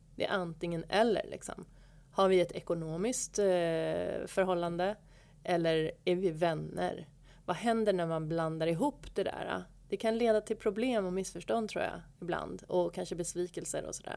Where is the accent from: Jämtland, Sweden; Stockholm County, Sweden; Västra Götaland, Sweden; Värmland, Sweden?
Stockholm County, Sweden; Stockholm; då flyttade jag tillbaka till Stockholm, som är min hemort